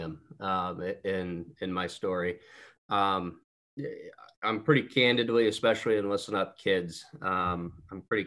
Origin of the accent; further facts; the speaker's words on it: Auburn, Indiana, United States; I was born and raised in Auburn, Indiana. That's right up in the northeast corner, just a little north of Fort Wayne. Lived here my entire life.